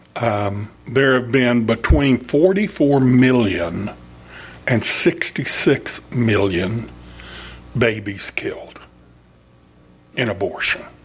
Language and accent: English; Fort Worth, Texas, United States; I was born in Fort Worth. My grandfather was in Fort Worth. My father worked in Fort Worth. And I started off working at Bell Helicopter in Fort Worth